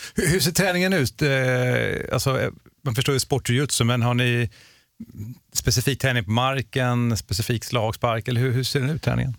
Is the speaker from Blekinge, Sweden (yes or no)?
no; Gothenburg, Västra Götaland, Sweden; där jag växte upp i Göteborg